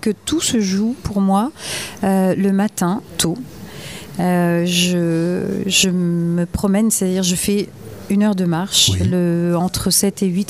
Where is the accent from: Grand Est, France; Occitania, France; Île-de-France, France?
Occitania, France; Gers; also born or lived in Paris / Bordeaux; now in Cap Ferret, France; j'étais très parisienne jusqu'aux oreilles. Mhm. J'ai quitté le Gers